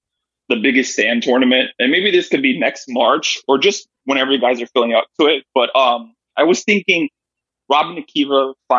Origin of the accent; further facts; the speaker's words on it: Yonkers, New York, United States; now in Seattle, United States; I'm from Yonkers, New York. I've only been in Seattle for 2 years.